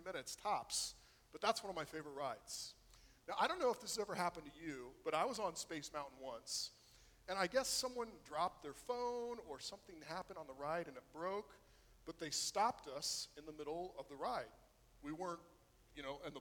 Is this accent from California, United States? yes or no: no; Florida, United States; growing up in Florida